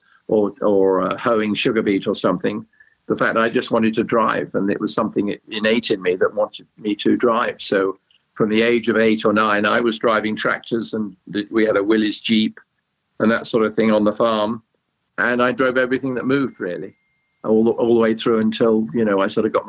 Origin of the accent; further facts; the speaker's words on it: Sussex, South East England, United Kingdom; Well, I grew up in where I live in England now, in Sussex, England, from the age of 8 or 9, and living on a farm